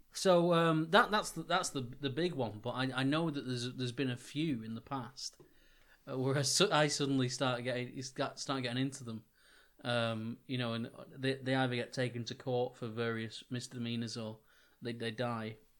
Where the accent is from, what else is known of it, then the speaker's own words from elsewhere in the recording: Wigan, North West England, United Kingdom; the town that myself and Johnny grew up in, in, in Wigan